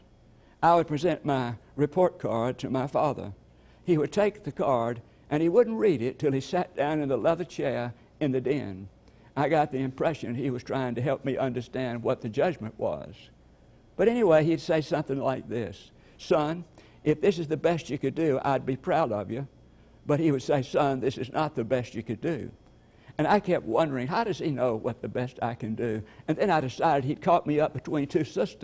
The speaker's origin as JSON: {"language": "English", "town": "LaGrange", "region": "Georgia", "country": "United States", "tie": "born or raised there", "said": "he was taking me back to my hometown, LaGrange"}